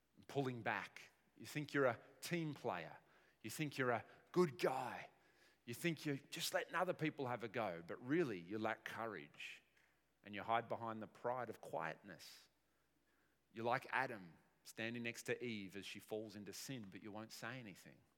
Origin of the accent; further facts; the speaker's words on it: Australia; us as modern Aussie people